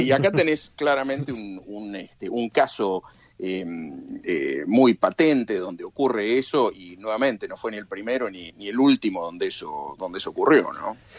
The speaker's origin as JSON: {"language": "Spanish", "country": "Argentina", "tie": "born or raised there", "moved": "yes", "said": "de chico en la Argentina"}